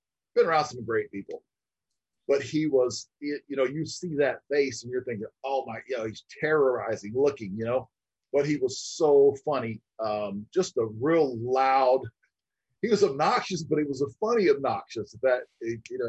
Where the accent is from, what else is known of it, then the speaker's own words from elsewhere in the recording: Florida, United States; now in Arizona, United States; I'm originally from Florida